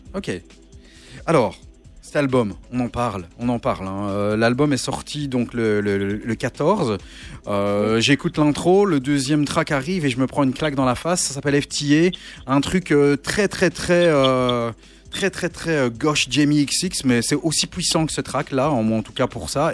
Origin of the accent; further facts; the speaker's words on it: Belgium; chez nous en Belgique